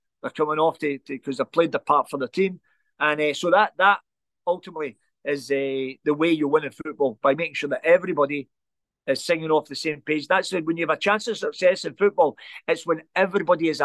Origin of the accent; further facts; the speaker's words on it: Glasgow, Scotland, United Kingdom; Growing up in the Gorbals, we never ever had it easy.